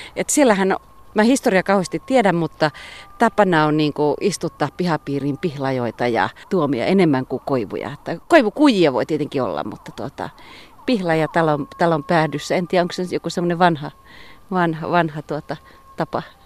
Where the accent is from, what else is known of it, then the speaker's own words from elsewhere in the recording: North Ostrobothnia, Finland; moved away; mä oon kotoisin tuolta pohjoisesta, Pohjois-Pohjanmaalta